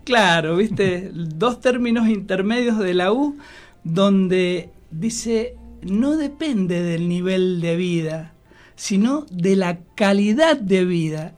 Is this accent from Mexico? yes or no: no; Argentina; en Argentina somos tan afectos a la amistad, a los vínculos, al fútbol